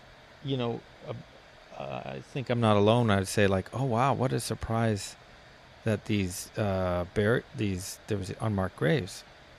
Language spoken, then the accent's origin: English; Canada; but it just feels out of touch to how I experience being a Canadian is not that.